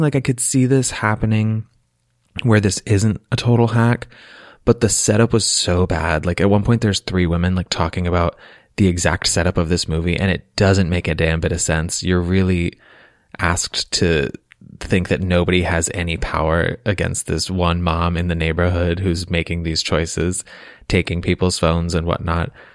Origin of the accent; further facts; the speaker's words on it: Lancaster, Pennsylvania, United States; I grew up mostly in Lancaster, Pennsylvania, amongst the Amish